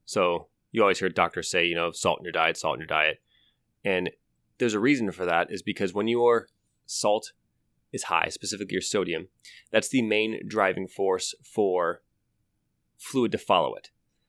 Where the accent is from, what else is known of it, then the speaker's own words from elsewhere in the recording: Ohio, United States; I grew up in Ohio.